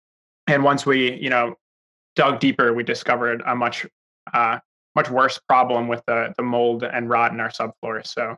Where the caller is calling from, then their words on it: New York, United States; I am calling in from New York